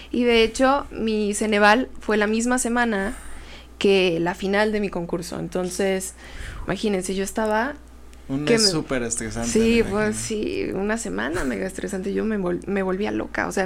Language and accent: Spanish; State of Mexico, Mexico; al mismo tiempo que soy mexicano universal Estado de México.